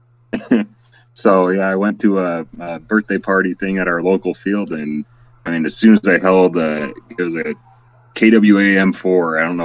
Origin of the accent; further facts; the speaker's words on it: Lower Peninsula of Michigan, United States; moved away as an adult; also born or lived in Wisconsin; now in California, United States; I grew up in Michigan, Lower Peninsula of Michigan